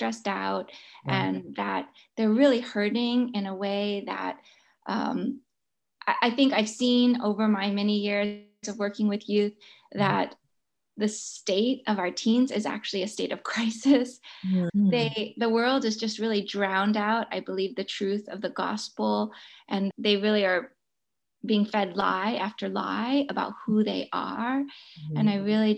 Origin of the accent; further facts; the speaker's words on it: San Francisco, California, United States; I grew up in San Francisco